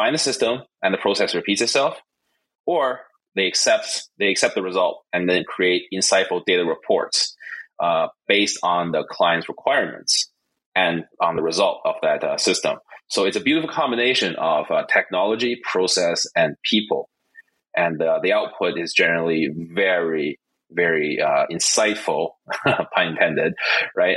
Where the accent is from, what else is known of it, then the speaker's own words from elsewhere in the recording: Calgary, Alberta, Canada; first language Mandarin; English is a second language; moved away as an adult; also born or lived in Toronto, Canada; now in China; I was born in China. I moved to Canada at a very young age. My family actually moved to Calgary. I was 8, and I was raised in Calgary, Alberta, Canada